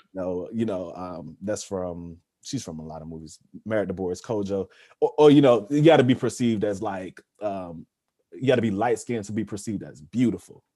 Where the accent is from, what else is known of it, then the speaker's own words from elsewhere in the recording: Georgia, United States; growing up in the South, growing up in Georgia